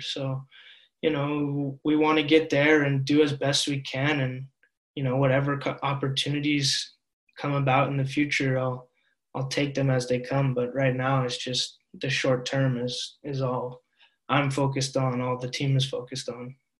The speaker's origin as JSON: {"language": "English", "town": "Seattle", "region": "Washington", "country": "United States", "tie": "born or raised there", "moved": "as an adult", "lives_now": "Norway", "said": "even being from Seattle, a place that, you know, all things considered is very, very liberal and very accepting"}